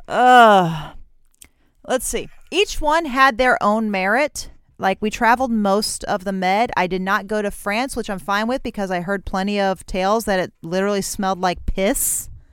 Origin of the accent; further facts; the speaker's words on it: United States; I'm fucking American